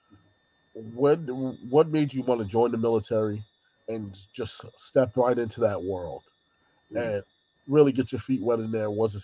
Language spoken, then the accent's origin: English; New York, United States; as a New Yorker